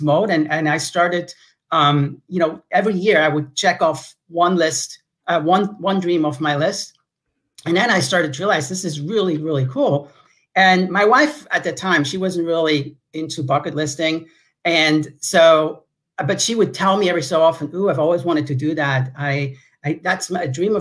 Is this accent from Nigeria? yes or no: no; Switzerland; moved away as an adult; also born or lived in Los Angeles; now in United States; that little village I grew up in Switzerland